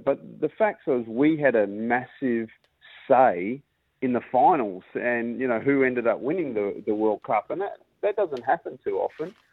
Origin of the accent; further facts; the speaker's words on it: Perth, Western Australia, Australia; moved away as an adult; now in Durham, United Kingdom; us Perth boys